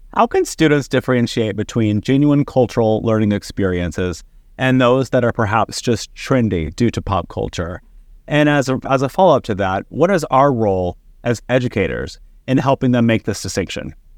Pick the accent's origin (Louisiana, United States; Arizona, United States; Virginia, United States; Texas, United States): Texas, United States; growing up in Texas